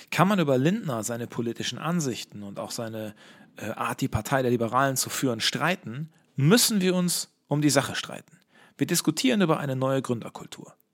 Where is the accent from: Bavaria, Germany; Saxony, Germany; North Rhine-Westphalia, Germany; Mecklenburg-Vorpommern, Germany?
North Rhine-Westphalia, Germany; Herne; Bei der Bordsteinkante sprechen wir über die politischen Entwicklungen in meiner Heimatstadt Herne, wo wir einige Wochen nach der Kommunalwahl nun Corona-Hotspot sind